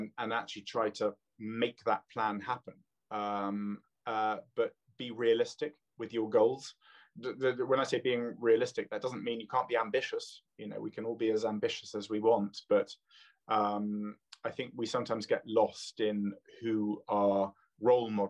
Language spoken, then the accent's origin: English; London, United Kingdom; also born or lived in Canada; now in Oxfordshire, United Kingdom; I was born in London. My father's Canadian, so I spent lots of time on the lakes in Canada.